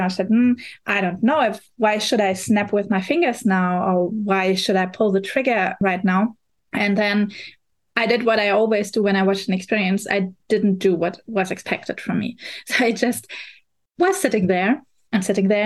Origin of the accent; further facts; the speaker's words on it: Berlin, Germany; English is a second language; I'm coming from Berlin, Germany